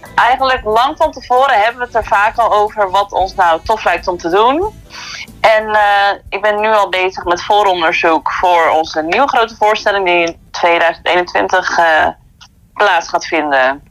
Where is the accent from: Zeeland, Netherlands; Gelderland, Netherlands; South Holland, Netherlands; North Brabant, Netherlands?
Zeeland, Netherlands; Kruiningen; moved away; ik kom uit Kruiningen